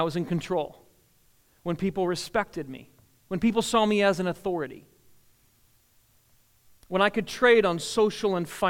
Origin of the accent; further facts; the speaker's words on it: the North, Northern United States, United States; moved away; I was from the North